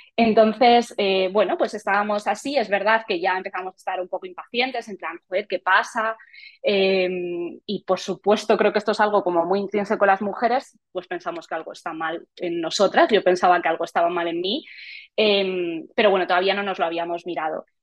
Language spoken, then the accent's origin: Spanish; Madrid, Community of Madrid, Spain; nací en Madrid y he vivido toda mi vida en Madrid